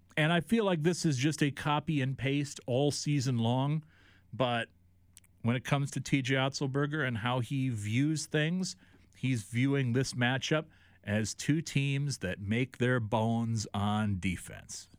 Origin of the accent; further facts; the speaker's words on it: Iowa, United States; here in what has always been, to me, my hometown